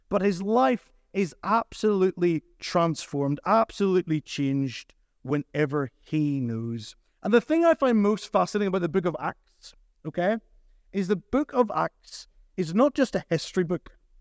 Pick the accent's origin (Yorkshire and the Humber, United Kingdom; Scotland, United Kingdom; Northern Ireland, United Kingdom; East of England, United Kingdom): Northern Ireland, United Kingdom; Portadown; moved away as an adult; now in Ballymena, United Kingdom; I grew up in Port Adon